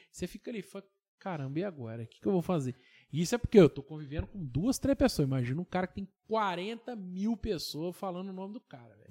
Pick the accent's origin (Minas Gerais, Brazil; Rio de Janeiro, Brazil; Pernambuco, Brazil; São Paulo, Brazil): Minas Gerais, Brazil; Tocantins; eu sou de Tocantins, do lado de Rodeiro